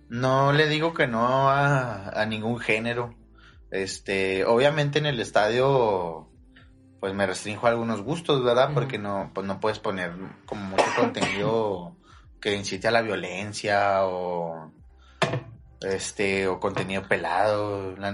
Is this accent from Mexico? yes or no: yes; Ciudad Juárez, Chihuahua, Mexico; Yo soy de aquí de Juárez, 100%.